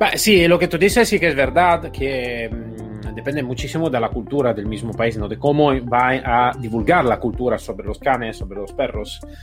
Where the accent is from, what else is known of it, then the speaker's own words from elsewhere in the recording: Italy; Spanish is a second language; moved away; also born or lived in United States; Yo soy ex policía italiana y en Italia